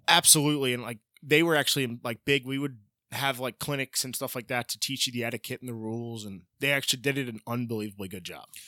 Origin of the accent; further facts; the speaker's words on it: Tequesta, Florida, United States; also born or lived in Jupiter, Florida; It's where I grew up